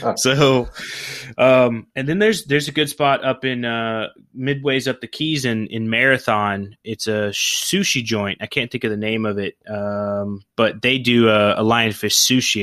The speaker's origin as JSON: {"language": "English", "region": "Oklahoma", "country": "United States", "tie": "born or raised there", "said": "I grew up in Oklahoma"}